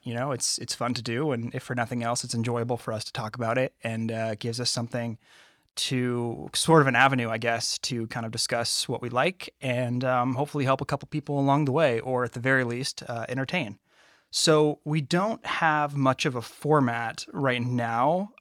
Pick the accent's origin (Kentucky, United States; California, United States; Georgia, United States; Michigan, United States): California, United States; Napa; my hometown I grew up in Napa